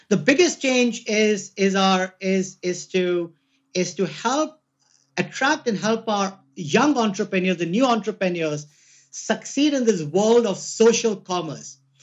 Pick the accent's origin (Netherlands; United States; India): India; moved away; I'm Indian